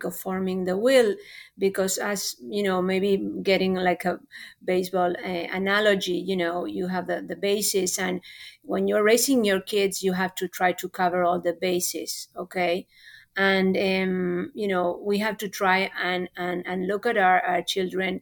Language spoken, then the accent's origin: English; Argentina; first language Spanish; English is a second language; moved away as an adult; now in Houston, United States; I am from Argentina originally, although I have lived here for, 26 years. So I came a little late. I came when I was 22